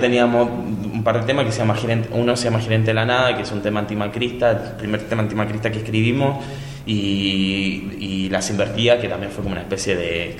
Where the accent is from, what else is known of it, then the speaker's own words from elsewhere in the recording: Chile; moved away; yo de chico, yo soy de Chile, en mi barrio